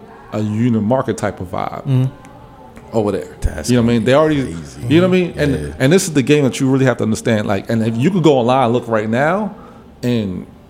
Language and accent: English; New York City, New York, United States; moved away as an adult; now in Washington, D.C., United States; I grew up a kid living in Brooklyn.